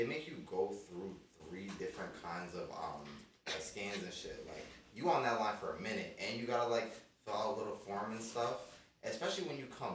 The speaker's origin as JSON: {"language": "English", "town": "New York City", "region": "New York", "country": "United States", "also_born_or_lived": "Queens", "said": "I'm going to say I'm from Queens, but I'm originally from Harlem"}